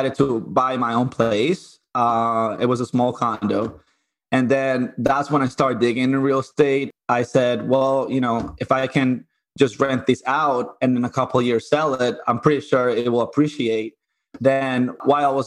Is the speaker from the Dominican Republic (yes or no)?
yes; Dominican Republic; moved away as an adult; also born or lived in Puerto Rico; now in Connecticut, United States; I grew up in Dominican Republic